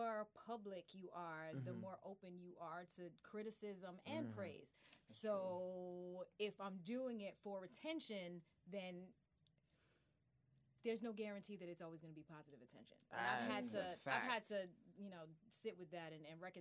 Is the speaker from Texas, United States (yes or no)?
no; New York City, New York, United States; I'm from Brooklyn.